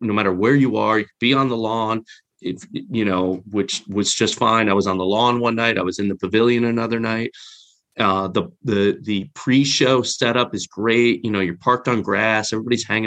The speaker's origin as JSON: {"language": "English", "region": "New Jersey", "country": "United States", "tie": "born or raised there", "moved": "yes", "lives_now": "Connecticut, United States", "said": "I'm in Connecticut, but I grew up in North Jersey."}